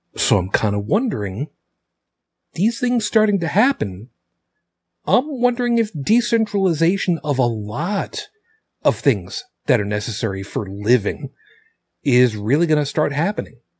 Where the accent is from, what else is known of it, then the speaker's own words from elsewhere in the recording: Long Island, New York, United States; I grew up on Long Island, Long Island, New York